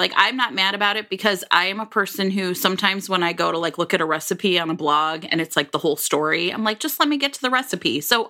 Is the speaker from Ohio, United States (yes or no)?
yes; Cleveland, Ohio, United States; moved away as an adult; also born or lived in Philadelphia; so I grew up in Cleveland, everybody